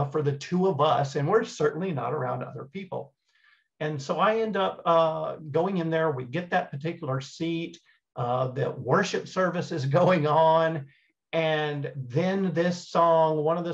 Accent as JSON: {"language": "English", "region": "East Texas", "country": "United States", "tie": "born or raised there", "said": "growing up in East Texas"}